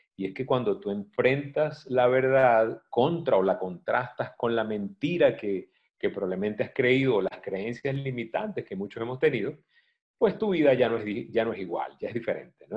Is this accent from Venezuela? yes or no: yes; Venezuela; que lo decimos mucho en Venezuela